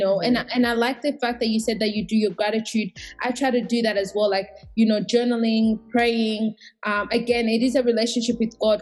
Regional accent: Australia; also born or lived in Burundi; I also identify as Australian and Burundian, because I did, like, majority of my growth has been here.

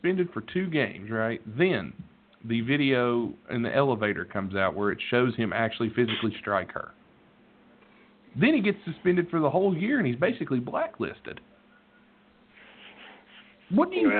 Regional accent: West Virginia, United States; I'm from West fucking Virginia. I was born in white trash.

